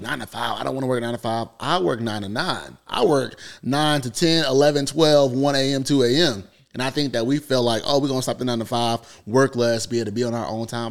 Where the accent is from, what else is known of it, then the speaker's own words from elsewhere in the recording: North Carolina, United States; I come from North Carolina